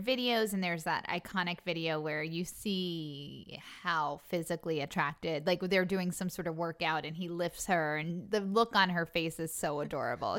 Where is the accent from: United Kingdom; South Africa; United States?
United States; Long Island, New York; I'm from Long Island